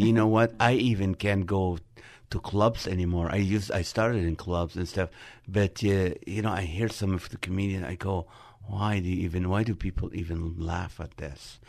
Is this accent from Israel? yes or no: yes; Nazareth, Northern District, Israel; moved away; also born or lived in Middle East; I was born in the city of Nazareth in Israel